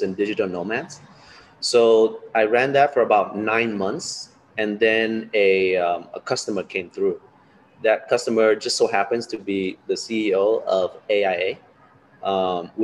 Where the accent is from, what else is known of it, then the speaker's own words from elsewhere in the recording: Los Angeles, California, United States; moved away as an adult; also born or lived in Da Nang, Vietnam; now in Ho Chi Minh City, Vietnam; I was born in Da Nang, but I grew up in Los Angeles.